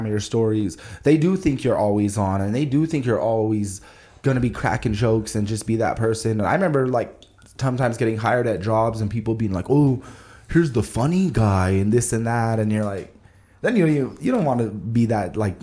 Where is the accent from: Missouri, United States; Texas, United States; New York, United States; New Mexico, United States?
New Mexico, United States; Albuquerque; I was a chubby kid growing up in Albuquerque